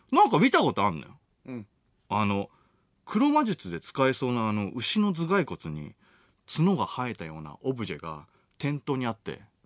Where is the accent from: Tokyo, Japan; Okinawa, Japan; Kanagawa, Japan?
Tokyo, Japan; Machiya; born or raised there